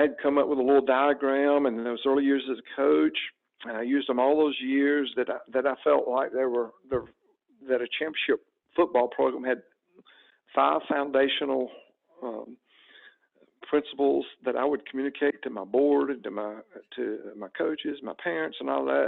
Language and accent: English; Alabama, United States; moved away as an adult; now in Atlanta area, United States; about 10 years into coaching in Alabama, I made the big move and we decided to come to the Atlanta area where her family was and leave my home state where I'd grown up